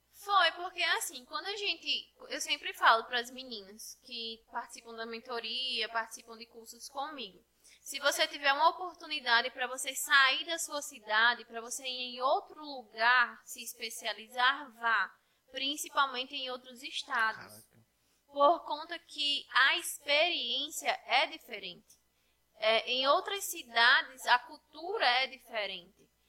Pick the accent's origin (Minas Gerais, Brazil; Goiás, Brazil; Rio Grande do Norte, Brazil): Rio Grande do Norte, Brazil; Poço Branco; Eu cresci aqui, né, em Poço Branco